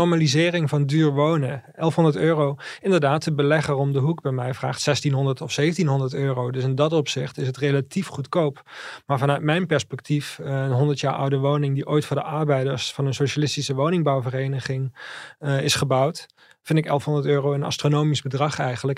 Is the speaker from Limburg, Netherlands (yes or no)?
yes; South Limburg, Netherlands; in Zuid-Limburg, eh, waar ik vandaan kom